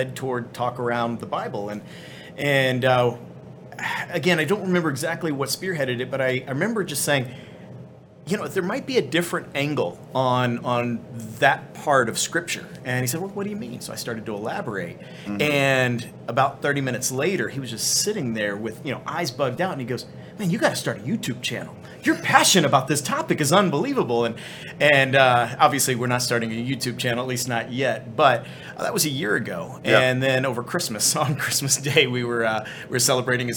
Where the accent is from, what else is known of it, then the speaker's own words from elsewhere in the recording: Dallas, Texas, United States; I grew up here in the North Dallas area